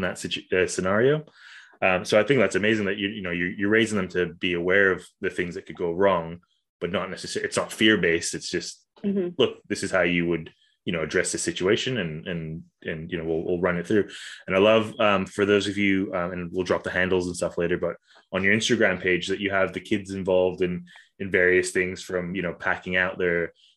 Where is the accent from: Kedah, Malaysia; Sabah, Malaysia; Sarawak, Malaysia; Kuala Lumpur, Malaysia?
Kuala Lumpur, Malaysia; moved away; I grew up in Kuala Lumpur, which is like just a concrete jungle basically.